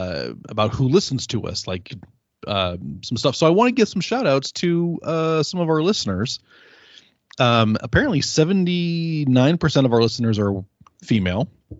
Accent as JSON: {"language": "English", "region": "Delaware", "country": "United States", "said": "Hi, I'm from Delaware."}